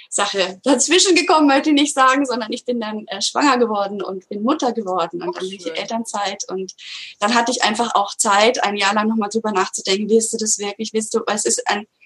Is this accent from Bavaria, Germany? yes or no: yes; Würzburg, Bavaria, Germany; Dann bin ich von Berlin wieder in meine Heimatstadt Würzburg gezogen.